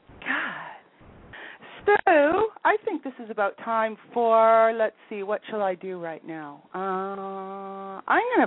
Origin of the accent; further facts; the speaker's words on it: United States; now in Canada; I'm still an American citizen